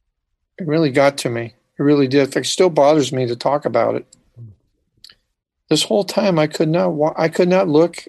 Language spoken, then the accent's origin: English; Santa Cruz, California, United States; I'm from Santa Cruz, California